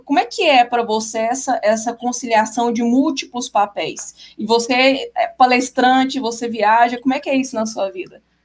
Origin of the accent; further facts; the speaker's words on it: Goiânia, Goiás, Brazil; eu sou de Goiânia